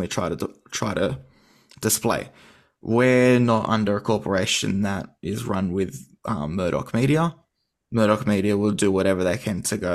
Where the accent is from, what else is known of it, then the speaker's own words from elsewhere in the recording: Australia; as an Australian society